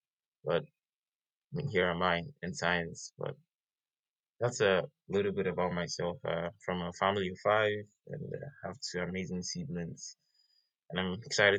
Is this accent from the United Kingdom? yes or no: no; Nigeria; moved away as an adult; now in Washington, United States; a Nigerian international graduate student here at Washington State University. I had my undergrad in physics, electronics in Nigeria, my home country